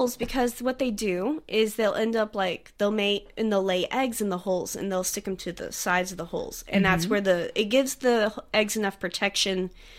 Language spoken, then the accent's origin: English; United States; now in Sydney, Australia; I'm from the United States